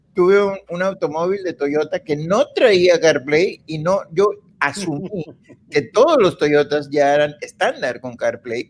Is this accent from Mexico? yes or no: yes; Coahuila, Mexico; yo soy de Coahuila